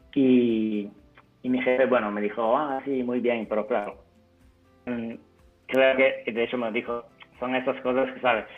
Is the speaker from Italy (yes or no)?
yes; Italy; Spanish is a second language; moved away; also born or lived in Turin; yo soy italiano